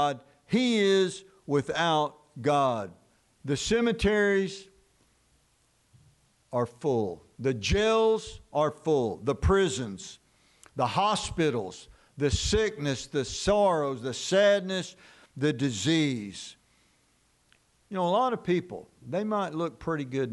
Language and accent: English; Dallas, Texas, United States; we grew up in Dallas, the Metroplex